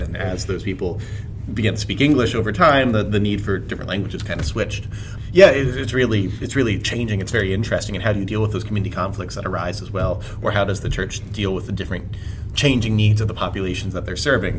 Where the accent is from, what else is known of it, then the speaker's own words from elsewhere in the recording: Camp Hill, Pennsylvania, United States; we grew up in Camp Hill